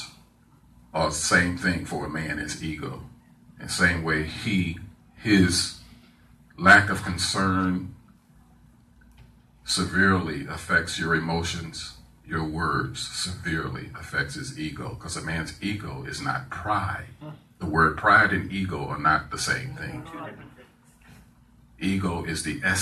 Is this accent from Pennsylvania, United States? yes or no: no; St. Louis, Missouri, United States; I am a Southern kid born and raised in St. Louis, Missouri